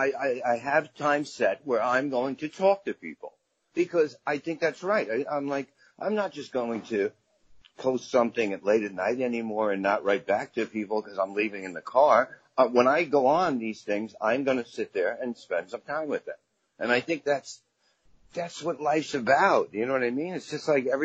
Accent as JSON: {"language": "English", "town": "New York City", "region": "New York", "country": "United States", "tie": "born or raised there", "also_born_or_lived": "Brooklyn", "said": "Very proud of Staten Island. Very great place to grow up."}